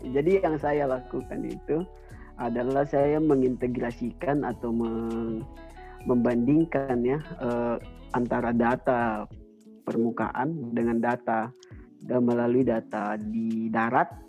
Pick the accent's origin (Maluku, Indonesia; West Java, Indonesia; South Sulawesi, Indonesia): South Sulawesi, Indonesia; Enrekang; Uh, saya asal daerah ya dari Endrekan Sulawesi Selatan.